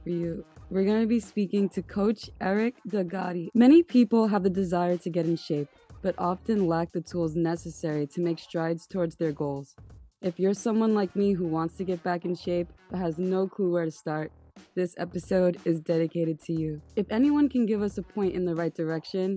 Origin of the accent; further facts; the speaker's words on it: New York City, New York, United States; I'm from Staten Island